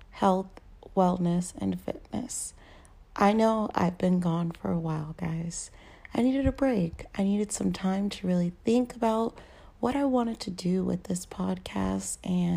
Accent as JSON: {"language": "English", "town": "Tucson", "region": "Arizona", "country": "United States", "moved": "yes", "lives_now": "Portland, United States", "said": "I live in Portland, Oregon. I'm originally from Tucson, Arizona, and majority of my family still lives in Tucson, Arizona"}